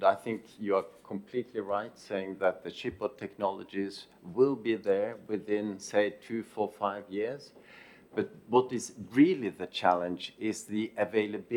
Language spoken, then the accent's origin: English; Norway; in Norway, my home country